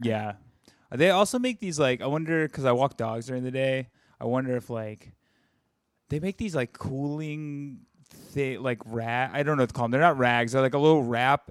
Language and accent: English; the South, United States; now in New York, United States; I'm from the South